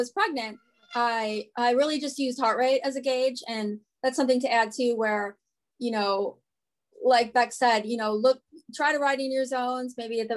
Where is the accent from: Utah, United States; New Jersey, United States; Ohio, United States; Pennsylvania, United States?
Ohio, United States; Cleveland; now in Northern Virginia/Maryland area, United States; I'm from Cleveland